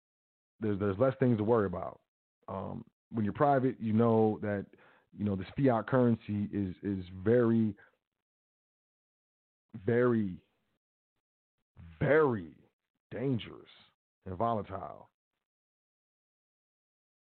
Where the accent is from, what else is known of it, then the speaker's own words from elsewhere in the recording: United States; I'm American, I'm not a U.S. citizen.